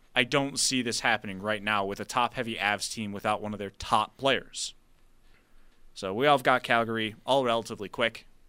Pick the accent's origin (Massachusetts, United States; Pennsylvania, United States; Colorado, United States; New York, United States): New York, United States; Buffalo; we're from Buffalo